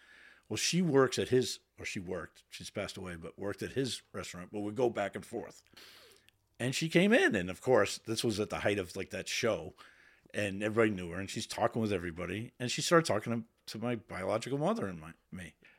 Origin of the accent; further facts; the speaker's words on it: Waltham, Massachusetts, United States; We were called Hawkers because we were the Hawkers. Waltham Hawks. I grew up in Waltham.